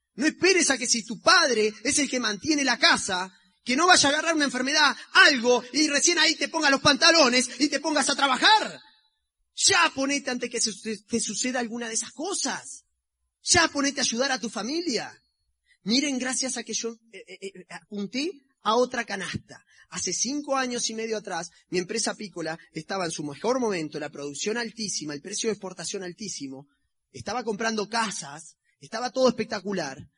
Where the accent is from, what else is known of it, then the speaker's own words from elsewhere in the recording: Uruguay; somos los uruguayos